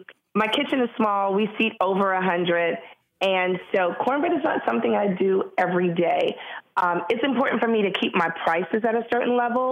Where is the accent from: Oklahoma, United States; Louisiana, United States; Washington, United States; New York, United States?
New York, United States; Harlem; being black and a female and born and raised in Harlem is the best thing that could have happened to me.